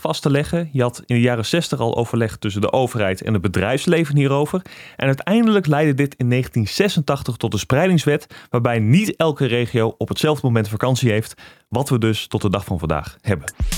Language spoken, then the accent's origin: Dutch; Drenthe, Netherlands; Ik kom uit Drenthe.